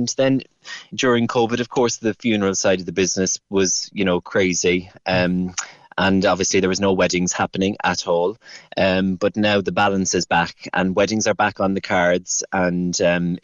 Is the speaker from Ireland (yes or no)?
yes; Cork, Munster, Ireland; moved away as an adult; now in United Kingdom; I'm from Toker. I'm a Cork boy, born and bred. And I'm living over here now in the UK for the past 20 years